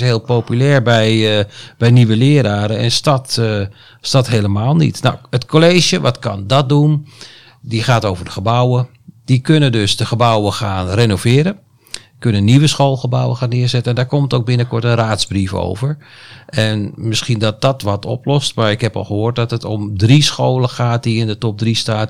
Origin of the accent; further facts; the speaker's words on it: Deventer, Overijssel, Netherlands; now in Almere, Netherlands; Mijn geboorteplaats Deventer